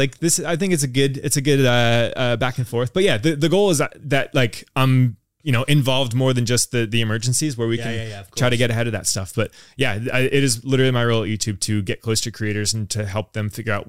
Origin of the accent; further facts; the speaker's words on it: United States; now in London, United Kingdom; So I grew up in the States, I'm American. I've lived in London now for 4 years.